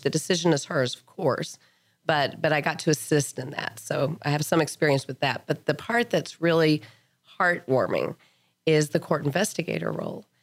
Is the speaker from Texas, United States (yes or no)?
yes; Lubbock, Texas, United States; moved away as an adult; I grew up in Lubbock